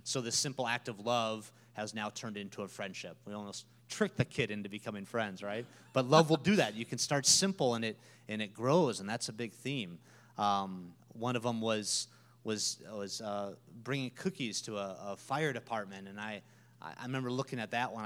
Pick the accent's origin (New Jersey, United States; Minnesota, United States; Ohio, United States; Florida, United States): Minnesota, United States; moved away as an adult; now in Peoria, United States; I'm from Minnesota